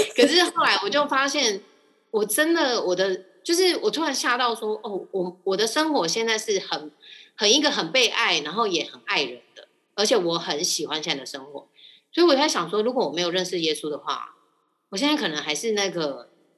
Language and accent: Chinese; Taiwan; 我是，就是一般的台湾家庭，就是家里是拜拜的